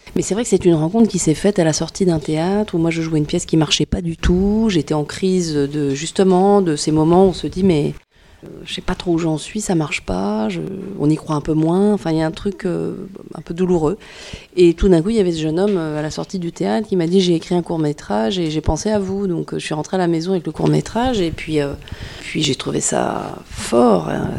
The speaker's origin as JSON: {"language": "French", "town": "Tours", "region": "Centre-Val de Loire", "country": "France", "tie": "born or raised there", "moved": "yes", "said": "Moi je suis originaire de Tours, j'ai passé une grande partie de mon enfance ici"}